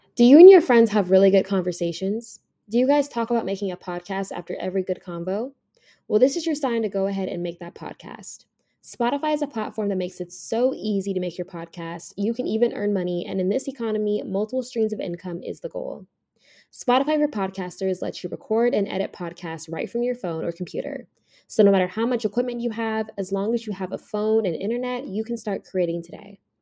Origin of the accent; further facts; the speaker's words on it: Las Vegas, Nevada, United States; moved away; I'm from Vegas